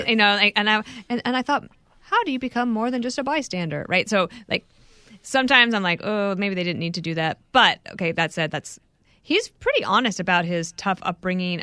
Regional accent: Wyoming, United States; also born or lived in Colorado; I grew up in Wyoming and Colorado.

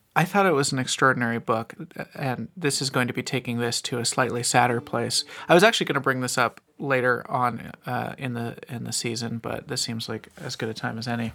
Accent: Ventura County, Southern California, United States; growing up in Southern California

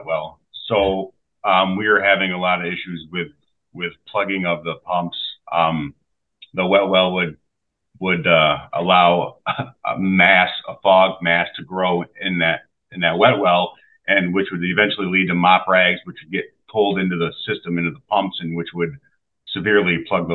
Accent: Sherman, New York, United States; I'm from Sherman. I grew up here

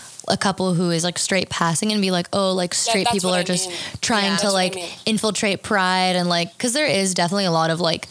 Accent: Lafayette, California, United States; I'm from, just from the Bay Area, but like East Bay, Lafayette

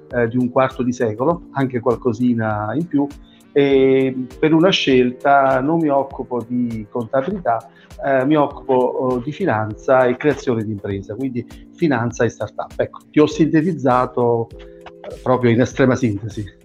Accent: Southern Italy, Italy; al sud da dove vengo io

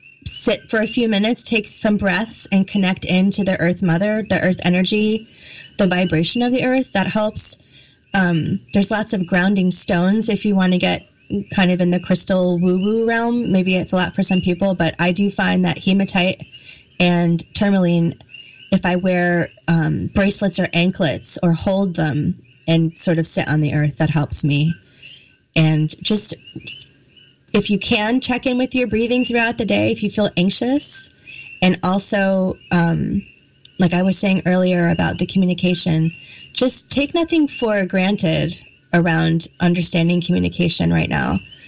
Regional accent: New England, United States; I also have an accent and I really have to watch my A's also because I was brought up in the East Coast in like New England area.

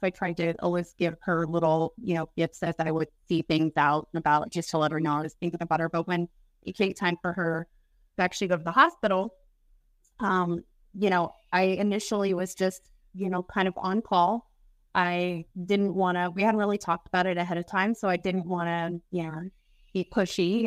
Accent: Kansas City, Missouri, United States; From Kansas City, Missouri

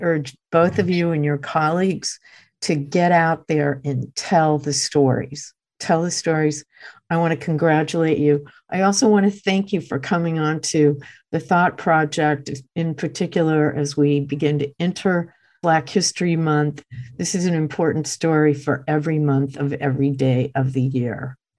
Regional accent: United States; as an American who grew up during the 60s here in the United States

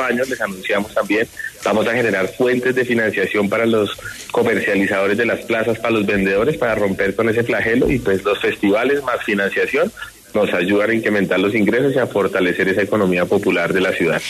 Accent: Bogotá, Colombia; Yo soy rolo

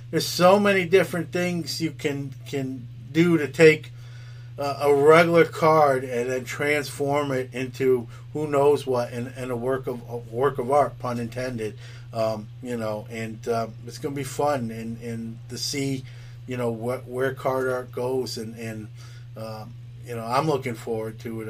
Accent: New York City, New York, United States; now in Syracuse, United States; I'm from New York City. I'm from Brooklyn originally. Uh, I'm in Syracuse now

